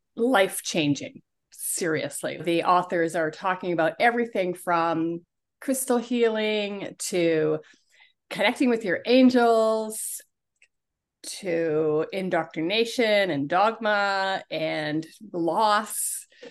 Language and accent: English; Toronto, Ontario, Canada; I grew up in Toronto, in Canada